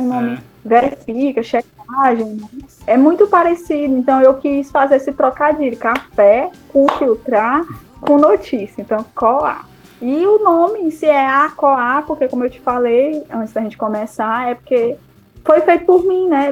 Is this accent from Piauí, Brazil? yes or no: yes; Piauí, Brazil; a gente é do Piauí